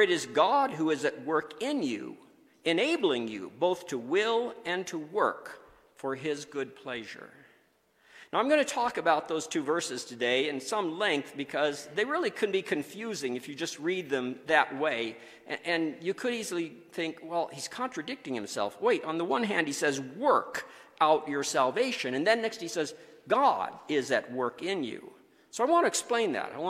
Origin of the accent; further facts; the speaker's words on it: South Dakota, United States; moved away; We grew up in South Dakota